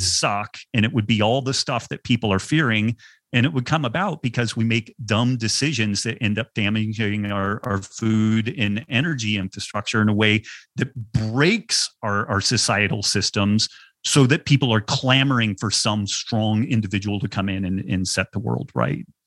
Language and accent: English; United States; I was born white male in America at the end of the twentieth century